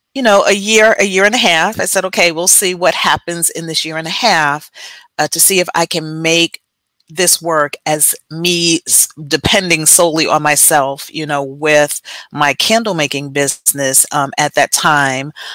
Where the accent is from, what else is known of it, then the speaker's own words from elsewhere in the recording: Jersey City, New Jersey, United States; moved away; also born or lived in Texas; born and raised in Jersey City, lived in Texas for about 20 years, 20 plus years